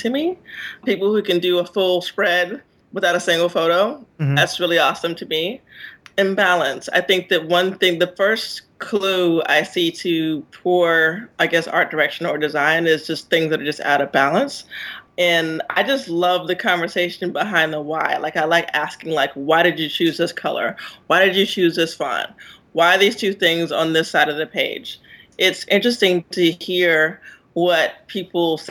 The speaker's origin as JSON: {"language": "English", "region": "South Carolina", "country": "United States", "tie": "born or raised there", "said": "I'm from South Carolina"}